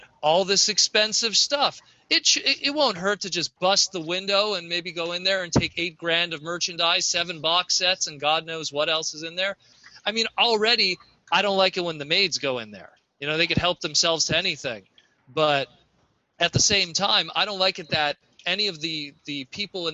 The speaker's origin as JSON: {"language": "English", "country": "Canada", "said": "I'm Canadian"}